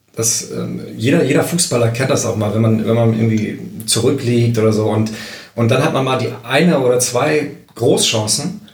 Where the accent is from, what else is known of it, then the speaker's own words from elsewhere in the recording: Berlin, Germany; moved away; also born or lived in Aachen; da ich ja gebürtiger Berliner bin